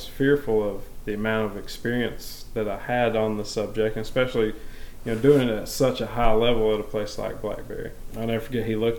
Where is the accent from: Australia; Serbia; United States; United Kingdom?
United States; Maryville, Tennessee; I am a Maryville native. I was born in Maryville at Blount Memorial Hospital, and I've lived here my whole life